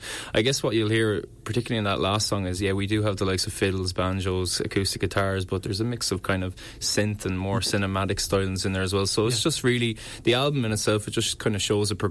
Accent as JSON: {"language": "English", "town": "Wexford", "region": "Leinster", "country": "Ireland", "said": "I'm from Wexford"}